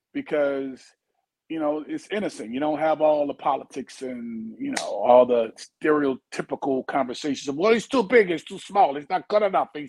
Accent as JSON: {"language": "English", "town": "New Orleans", "region": "Louisiana", "country": "United States", "tie": "born or raised there", "said": "my hometown Saints."}